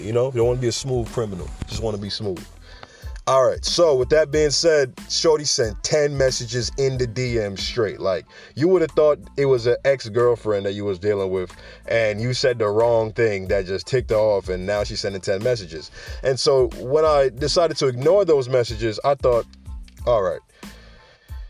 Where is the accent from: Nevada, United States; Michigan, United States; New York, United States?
New York, United States; New York City; where I'm from the Bronx, all right? I'm from New York City